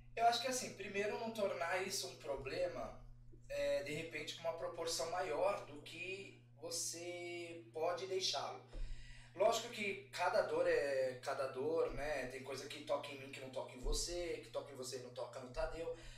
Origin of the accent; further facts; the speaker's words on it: São Paulo, Brazil; Eu sou de São Paulo, Sim. da Zona Leste, eu moro na Moca. É, eu cresci na, no bairro Arthur Alvim